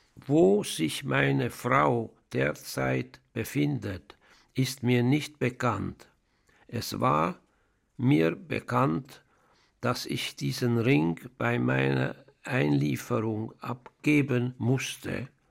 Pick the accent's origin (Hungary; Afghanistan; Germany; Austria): Hungary; Budapest; now in Switzerland; Ich bin in Ungarn, in Budapest, geboren